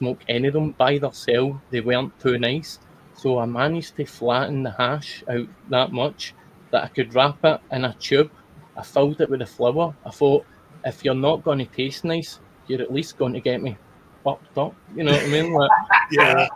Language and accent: English; Scotland, United Kingdom; being Scottish